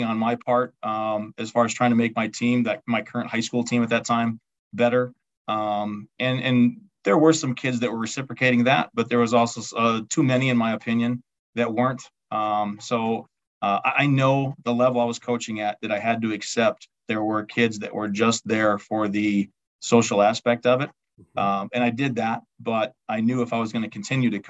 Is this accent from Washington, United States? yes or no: no; Albany, Wisconsin, United States; my hometown, Albany, Wisconsin